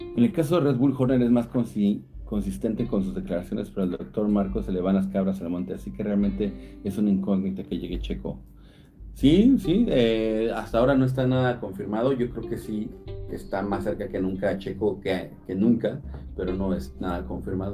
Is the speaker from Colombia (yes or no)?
no; Atizapán de Zaragoza, State of Mexico, Mexico; also born or lived in Naucalpan; yo soy de Atizapán de Zaragoza y estudié allá en Naucalpan